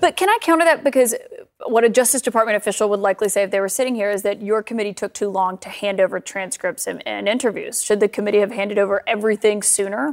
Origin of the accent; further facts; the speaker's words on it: Alabama, United States; my home state of Alabama